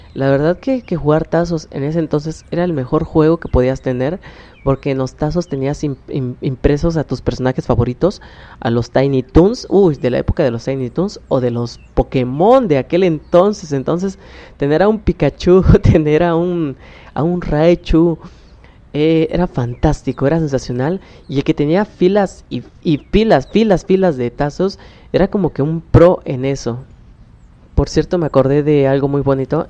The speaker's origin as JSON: {"language": "Spanish", "region": "Oaxaca", "country": "Mexico", "said": "soy del estado de Oaxaca"}